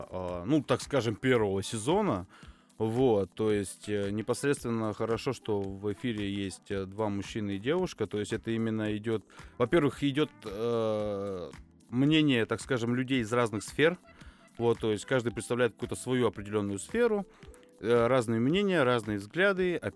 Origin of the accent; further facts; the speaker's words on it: Tyumen, Tyumen Oblast, Russia; непосредственно Тюмень, да, мы из Тюмени все находим